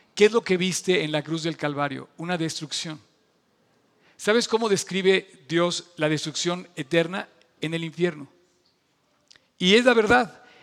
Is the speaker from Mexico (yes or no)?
yes; Mexico